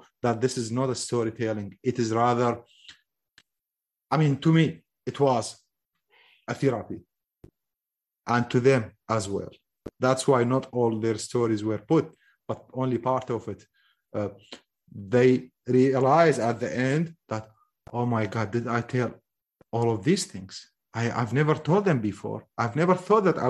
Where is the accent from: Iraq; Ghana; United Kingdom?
Iraq; Mosul, Nineveh; I am from the occupied Mosul.